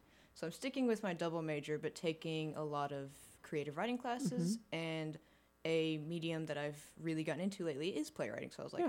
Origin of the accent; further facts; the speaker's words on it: Paragould, Arkansas, United States; I'm a junior from Paragould, Arkansas